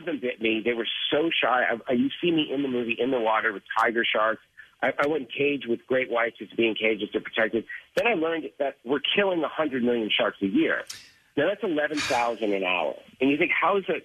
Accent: Boston, Massachusetts, United States; I grew up in Boston, and I was obviously the Jaws generation

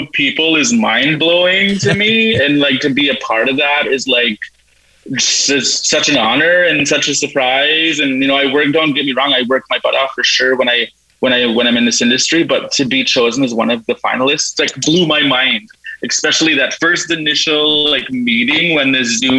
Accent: Peguis, Manitoba, Canada; I'm from Treaty One Territory in Pequot, Manitoba

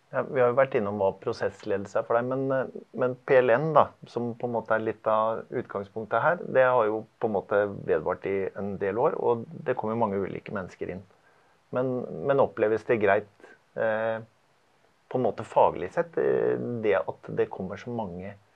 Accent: Larvik, Vestfold, Norway; Jeg er fra Larvik. Jobber i Larvik og har gjort det en del år nå

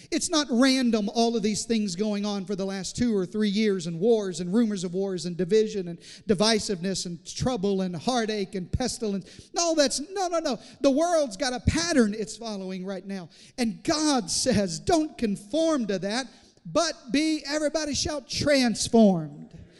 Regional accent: Southeast Arkansas, United States; I grew up in Southeast Arkansas

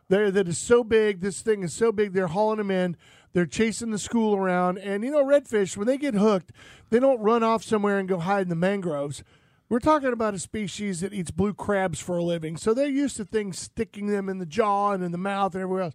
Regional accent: St. Petersburg, Florida, United States; I grew up on Riviera Bay

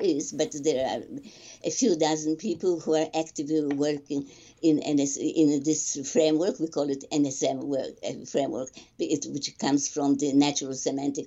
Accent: Poland; first language Polish; English is a second language; Polish is my native language

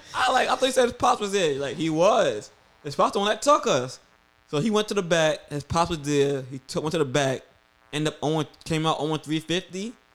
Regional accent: New York, United States; I'm from New York

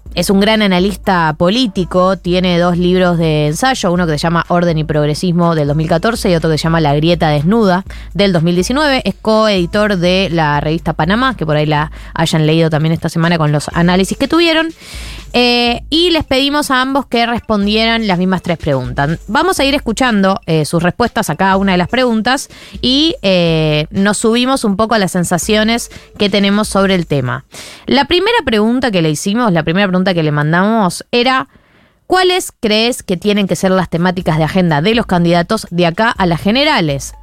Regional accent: Argentina; nos definía como argentinos

